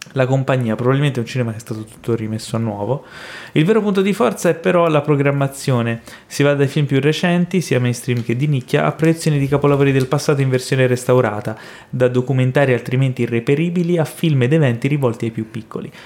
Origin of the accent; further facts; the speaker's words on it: Florence, Tuscany, Italy; moved away; io eh, sono cresciuto a Firenze